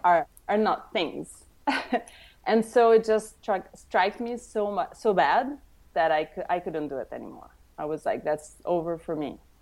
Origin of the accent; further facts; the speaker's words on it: Tuscany, Italy; moved away; also born or lived in Rome; I was born in Rome, and I grew up in Tuscany